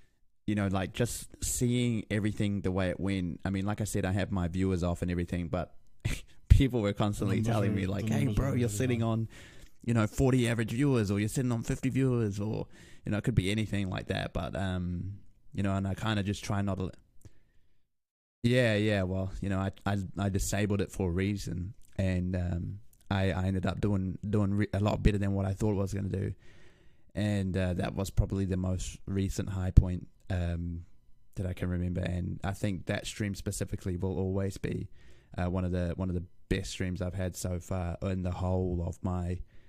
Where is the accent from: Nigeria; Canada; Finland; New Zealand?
New Zealand; Lower Hutt, Wellington; born there; so I was born in Lower Hutt, Wellington, which is in New Zealand.